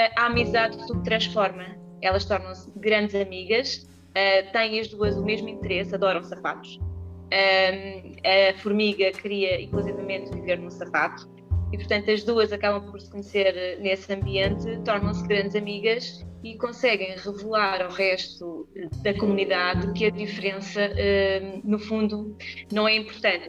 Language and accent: Portuguese; Vila Franca de Xira, Lisbon, Portugal; now in Alhandra, Portugal; sou nascida e criada uh, na zona de Vila Franca, embora esteja a morar em Alhandra atualmente.